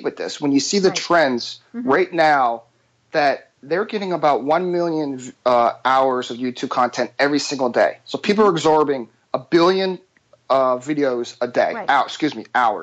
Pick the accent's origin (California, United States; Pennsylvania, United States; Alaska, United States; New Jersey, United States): Pennsylvania, United States; Philadelphia; I'm from Philadelphia.